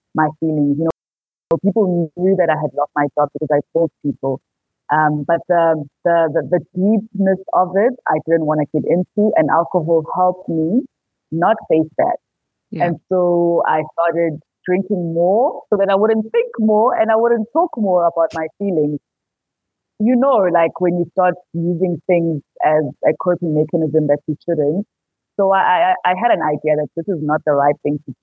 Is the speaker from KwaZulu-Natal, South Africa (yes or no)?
yes; Pietermaritzburg, KwaZulu-Natal, South Africa; also born or lived in Johannesburg; I am from Pietermaritzburg in KZN. That's where I live